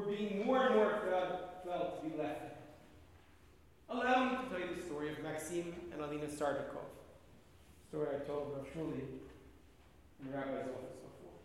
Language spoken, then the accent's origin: English; New York, United States; now in Israel; When I was growing up in New York, in the 70s